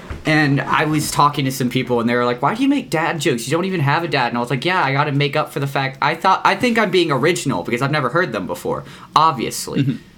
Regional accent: North Carolina, United States; I've just been in North Carolina this whole time.

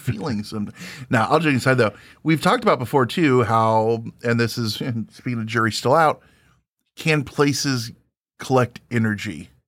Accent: Springfield, Illinois, United States; moved away; I'm from Springfield, Illinois, outside of there originally

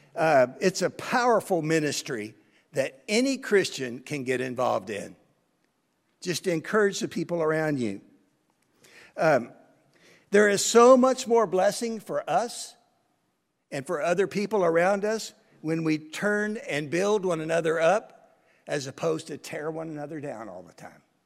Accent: United States; I'm an American

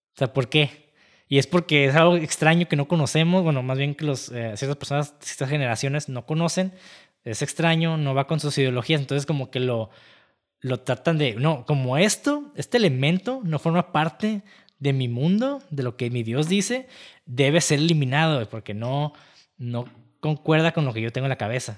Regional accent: Mexico; incluso como mexicanos

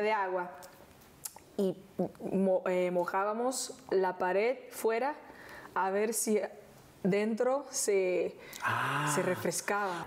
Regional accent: Rio de Janeiro, Brazil; Spanish is a second language; moved away; vivíamos en una casita en Honorio, Gugel, que toma el nombre de la serie, que es el lugar donde yo nací.

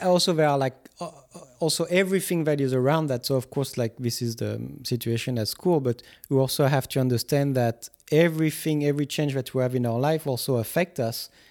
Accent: Guadeloupe; English is a second language; I was coming from Guadeloupe at the time

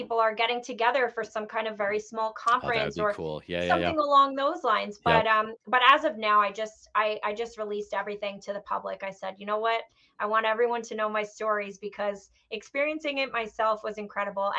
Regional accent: New York, United States; growing up in New York, and especially growing up right outside of New York City

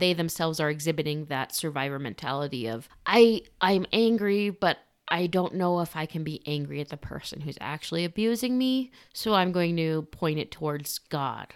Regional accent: Socorro, New Mexico, United States; We're from Socorro

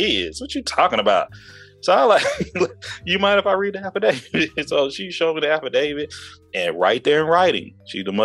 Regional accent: East Texas, United States; moved away as an adult; also born or lived in Houston, Texas; I'm from the South. I'm from East Texas

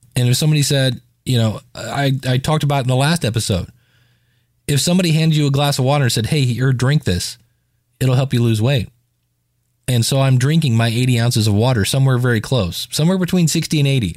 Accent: Akron, Ohio, United States; my hometown of Akron, Ohio

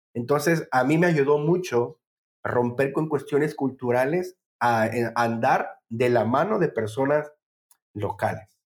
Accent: Tabasco, Mexico; moved away as an adult; also born or lived in Puebla, Mexico; yo que soy de Tabasco, bueno, crecí en Tabasco

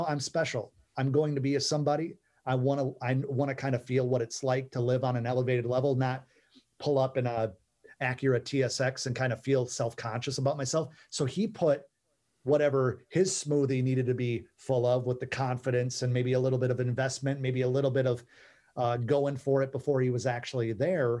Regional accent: Midwest, United States; Where I grew up in the Midwest, my parents believed in me kind of blindly

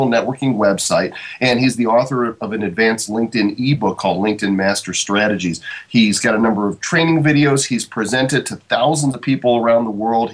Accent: Chicago suburbs, Illinois, United States; moved away; I'm initially from the Chicago suburbs

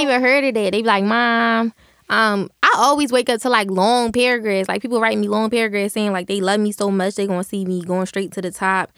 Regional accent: Philadelphia, Pennsylvania, United States; I used to go to school in South Philly

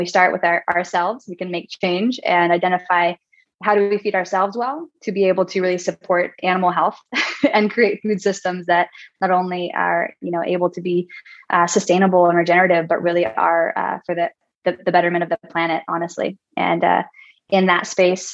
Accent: Northern California, United States; I grew up in Northern California, 40 acres of organic gardens.

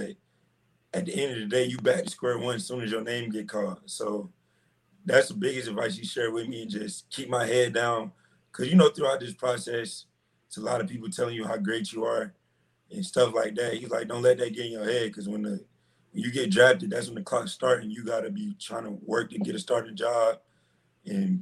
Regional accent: Atlanta, Georgia, United States; growing up in Atlanta is just real competitive city

